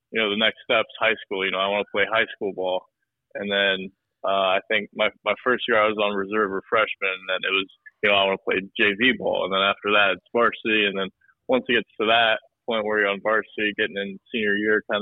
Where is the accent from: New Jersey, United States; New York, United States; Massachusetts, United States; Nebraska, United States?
Nebraska, United States; Omaha; moved away as an adult; also born or lived in Phoenix, Arizona; being from Omaha